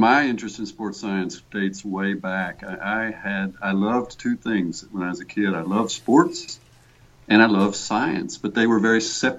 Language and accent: English; United States; accent: hint of Texas; moved away as an adult; also born or lived in Austin, Texas; now in Norway; I am an American expatriate. That means, you know, I was born and raised in the States